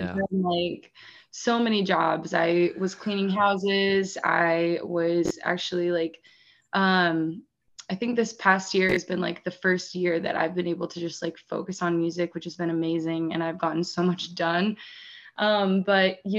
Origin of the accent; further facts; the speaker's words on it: North Central Pennsylvania, United States; moved away; But I'm from Pennsylvania originally. I'm from a super small town in like North Central PA. I maybe graduated with like 100 kids.